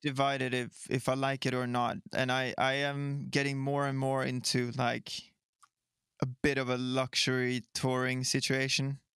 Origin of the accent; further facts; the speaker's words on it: Sweden; I am from Ikealand, Sweden.